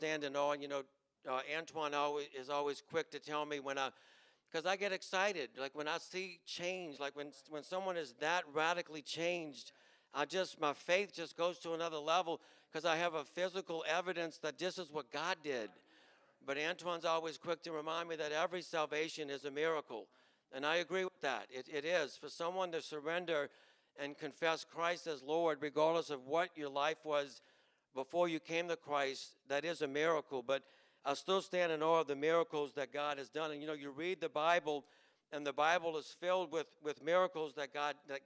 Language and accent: English; Chalmette, Louisiana, United States; We grew up in Chalmette